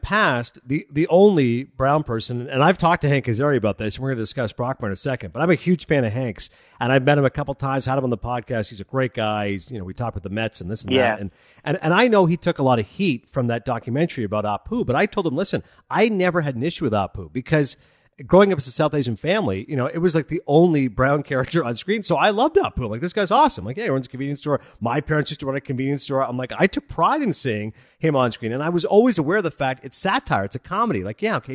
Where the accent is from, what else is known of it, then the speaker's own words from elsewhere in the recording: Toronto, Ontario, Canada; moved away as an adult; now in New Jersey, United States; being Canadian, I grew up in Toronto